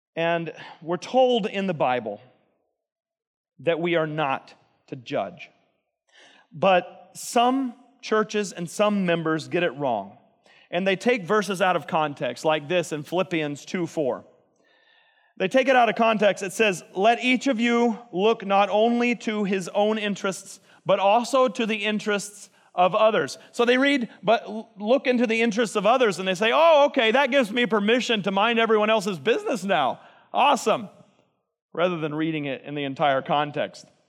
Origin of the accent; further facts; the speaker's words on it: Texas, United States; I'm from Texas